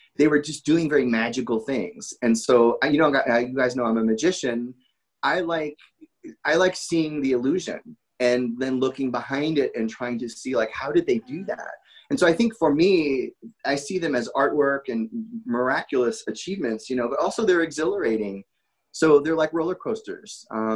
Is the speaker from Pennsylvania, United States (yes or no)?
no; Connecticut, United States; moved away as an adult; also born or lived in New Jersey; I grew up in Connecticut and I moved to New Jersey to go to Fairleigh Dickinson University